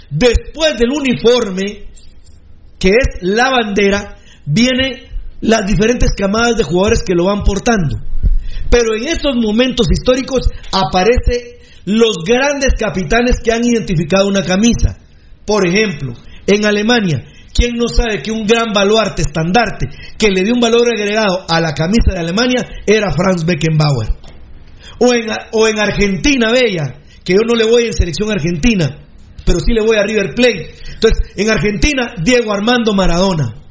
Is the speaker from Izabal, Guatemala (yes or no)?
no; Guatemala City, Guatemala Department, Guatemala; yo que soy de la bendita y hermosa zona 6, que soy de Santa Luisa, que, que tengo los campos del Pichaco.